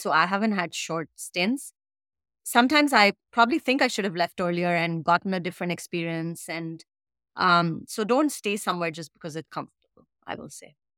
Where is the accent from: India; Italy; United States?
India; moved away as an adult; I came straight from India, never studied, never worked here, right? Straight to grad school and started working in a new country